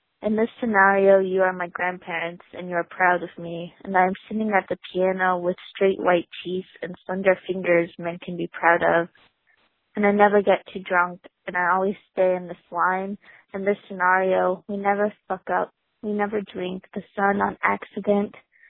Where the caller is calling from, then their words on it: Bellingham, Washington, United States; I'm calling from Bellingham, Washington